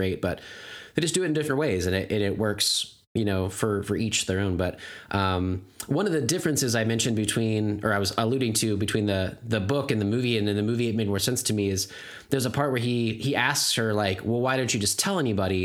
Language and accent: English; United States; I'm an American